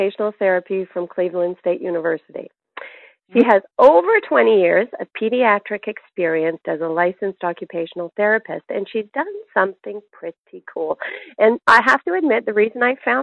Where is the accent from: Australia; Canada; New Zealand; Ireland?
Canada; now in United States; When I grew up, I grew up in Canada